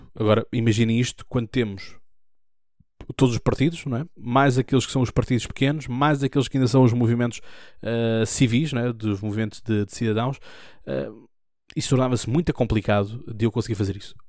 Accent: Almada, Setúbal, Portugal; hospital onde eu nasci, ao hospital onde eu sempre fui

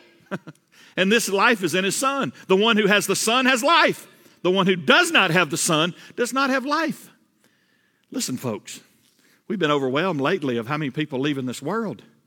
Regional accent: Georgia, United States; I, I grew up in Georgia, all right? I'm a Georgia boy.

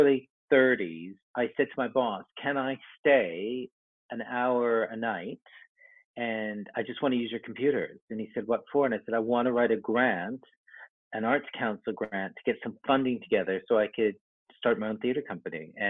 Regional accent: Vancouver, British Columbia, Canada; moved away; I'm from Canada originally. I grew up in Vancouver

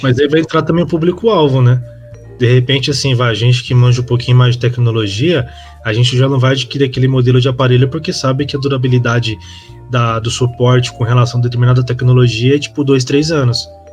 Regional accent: Brazil; Eu como brasileiro

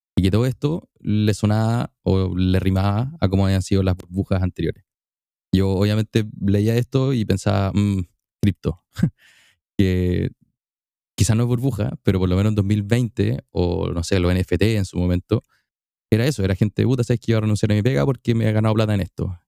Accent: Temuco, Araucanía, Chile; En Temuco, mi ciudad natal, mi ciudad llena de linda lluvia, lindo frío y un poquito de humo.

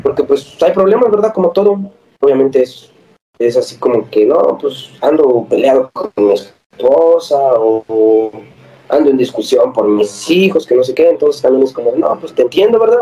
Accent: Libres, Puebla, Mexico; moved away as an adult; En mi pueblo hay una universidad, estaba el TEC de Libres

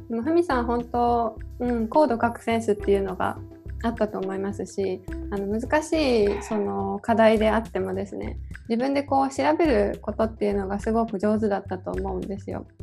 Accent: Hiroshima, Japan; 広島の出身

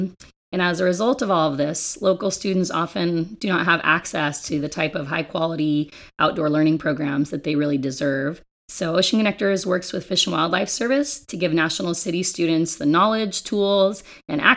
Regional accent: Ojai, California, United States; moved away as an adult; also born or lived in Santa Barbara, California; now in San Diego, United States; I grew up in Ojai, California, which is a very environmentally minded town

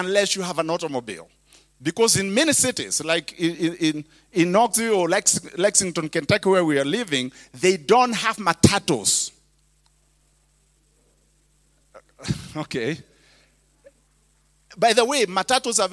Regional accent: Kenya; English is a second language; now in United States; I was a preacher from Kenya

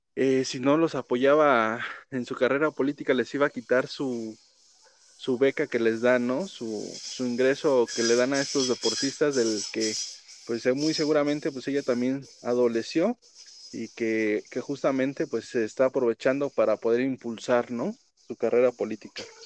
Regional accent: Mexico; nosotros como mexicanos

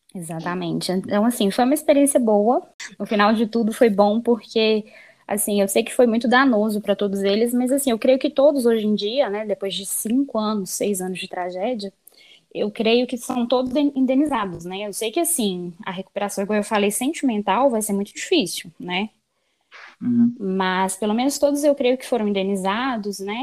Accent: Belo Horizonte, Minas Gerais, Brazil; eu nasci e moro atualmente em BH. Eu sou mineirinha, uai.

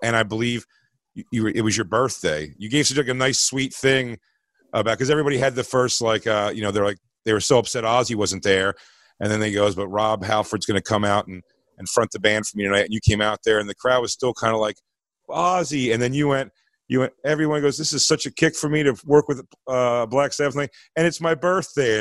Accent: Philadelphia, Pennsylvania, United States; I'm from Philly

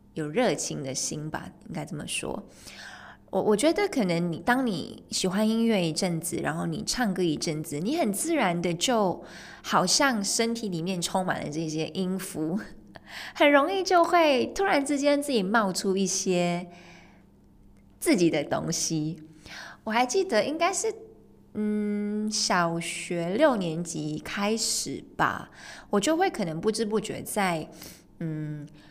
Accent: Malaysia; 我是在马来西亚长大，出生跟长大的嘛，马来西亚

